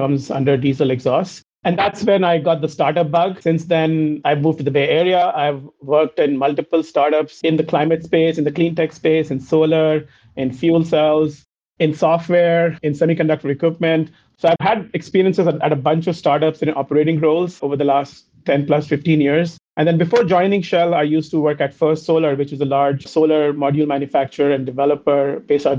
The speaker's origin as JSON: {"language": "English", "country": "India", "tie": "born or raised there", "also_born_or_lived": "Cincinnati, United States", "moved": "as an adult", "said": "I'm originally from India. Having grown up in India, I did my undergrad in India."}